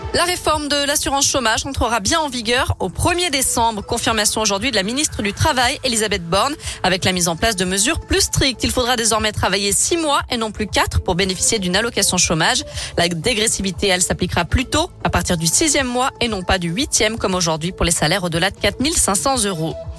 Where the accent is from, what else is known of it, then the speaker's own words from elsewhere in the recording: Lyon, Auvergne-Rhône-Alpes, France; chez nous à Lyon